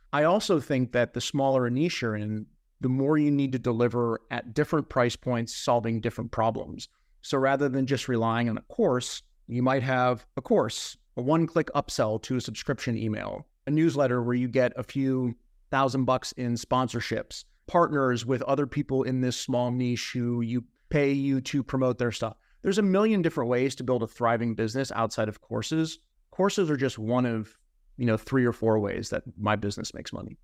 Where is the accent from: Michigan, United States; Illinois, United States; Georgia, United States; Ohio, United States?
Ohio, United States; I'm a guy from the Midwest part of the United States. Like, I'm from Ohio, and everyone's real nice where I'm from.